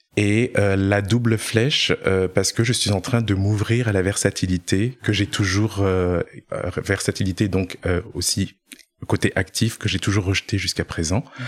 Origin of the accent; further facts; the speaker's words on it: Orléans, Centre-Val de Loire, France; moved away; je viens d'Orléans à la base